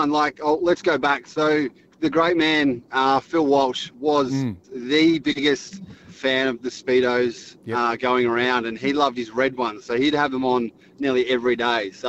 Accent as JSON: {"language": "English", "town": "Torquay", "region": "Victoria", "country": "Australia", "tie": "born or raised there", "said": "Like I mean, I grew up on in Torquay, where we're"}